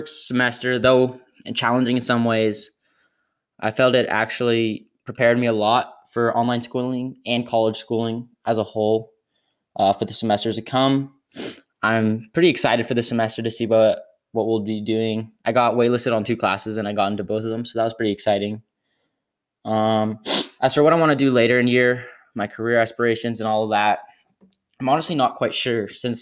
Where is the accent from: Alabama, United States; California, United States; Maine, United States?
California, United States; Scotts Valley; now in San Diego, United States; I am from Scottsdale, California. Scottsdale, California is located in Northern California.